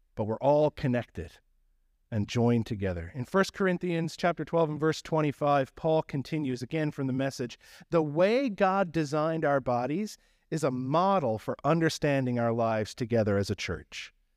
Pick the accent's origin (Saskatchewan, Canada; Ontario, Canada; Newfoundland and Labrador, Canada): Newfoundland and Labrador, Canada; accent: Newfie; moved away; my Newfie accent